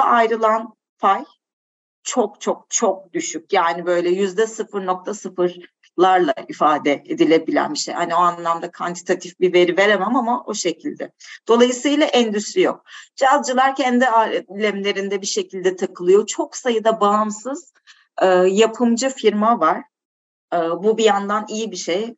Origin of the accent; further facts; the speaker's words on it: Turkey; moved away as an adult; now in Portugal; Türkiye artık benim için şey doğduğum yerde ama doyduğum yer değildi.